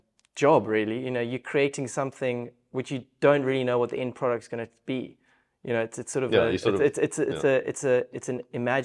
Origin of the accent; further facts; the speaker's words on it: Stellenbosch, Western Cape, South Africa; Especially growing up in the Stellenbosch region.